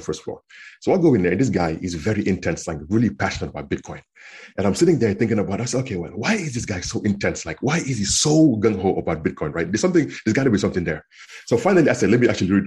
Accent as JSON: {"language": "English", "country": "Senegal", "tie": "born or raised there", "also_born_or_lived": "Kansas, United States / Minnesota, United States / California, United States", "second_language": "English", "moved": "as an adult", "lives_now": "United States", "said": "I was born and raised in Senegal in West Africa. And I grew up there until after high school when I was 18 years old."}